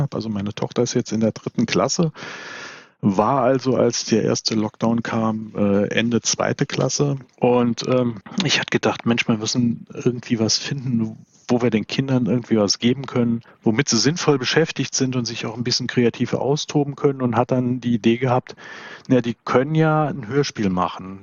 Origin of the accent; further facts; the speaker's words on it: Saarbrücken, Saarland, Germany; moved away; ich bin 1971 in Saarbrücken geboren und irgendwann auch wieder hier gelandet und sesshaft geworden